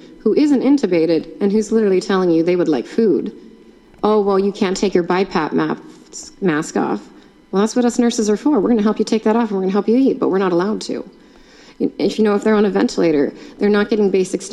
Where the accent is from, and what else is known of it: United States